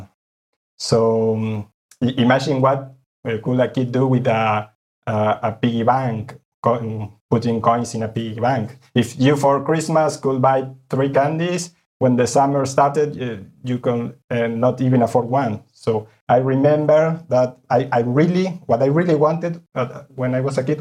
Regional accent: Buenos Aires, Argentina; moved away as an adult; now in Spain; I grew up in Buenos Aires, Argentina.

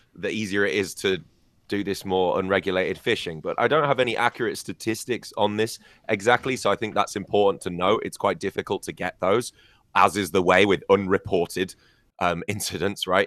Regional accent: Scarborough, Yorkshire and the Humber, United Kingdom; Whitby and Filey in Scarborough, um, my hometown

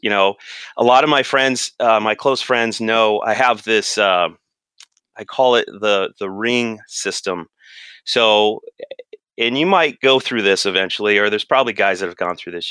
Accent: Riverside County, California, United States; also born or lived in Los Angeles County; Just a kid, we moved from Los Angeles County out to Riverside County.

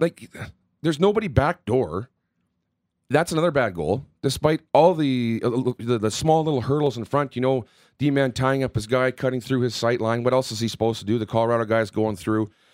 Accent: Southern Manitoba, Canada; growing up in Southern Manitoba

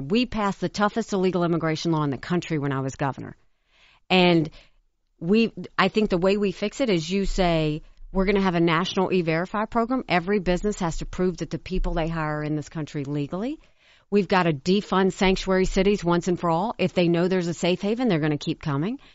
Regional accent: South Carolina, United States; growing up in South Carolina

